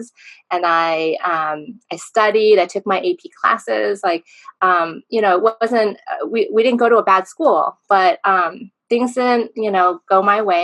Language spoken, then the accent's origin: English; San Diego, California, United States; I was born and raised in San Diego